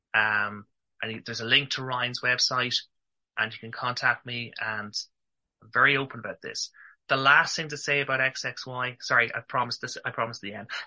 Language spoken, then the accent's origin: English; Ireland; accent: Irish; I'm from Ireland.